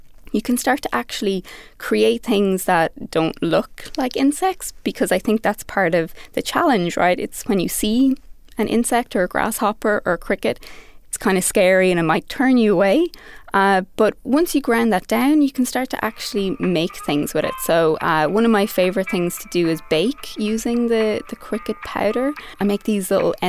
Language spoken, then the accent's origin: English; Ireland; now in New York City, United States; I am from Ireland and I'm currently in New York City, where I am practicing as a designer working for IBM